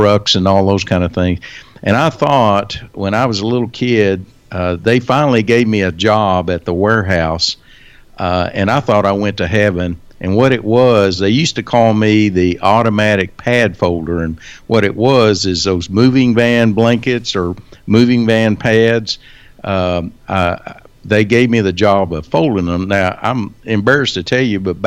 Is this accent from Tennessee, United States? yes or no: no; Wichita Falls, Texas, United States; I was born and raised here in Wichita Falls